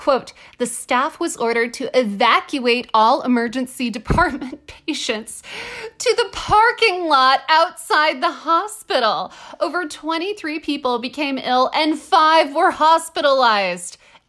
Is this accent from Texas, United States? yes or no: yes; Texas, United States; I'm from Texas. I went to public school in Texas.